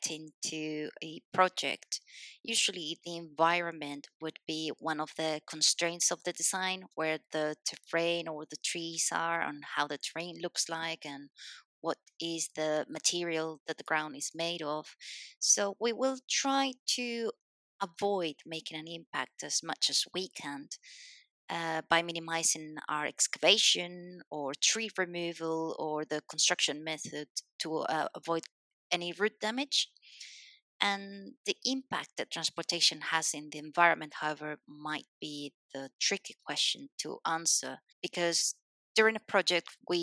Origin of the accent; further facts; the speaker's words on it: Spain; English is a second language; also born or lived in Madrid, Spain / Scotland; I'm a Spanish civil engineer